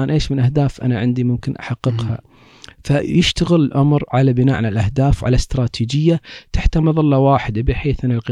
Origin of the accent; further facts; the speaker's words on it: Kuwait; عندنا في الكويت